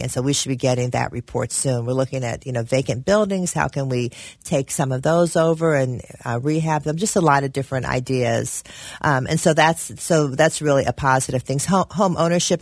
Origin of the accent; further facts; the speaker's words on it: Cincinnati, Ohio, United States; I was born in Cincinnati, grew up in Avondale, went to Rockdale Elementary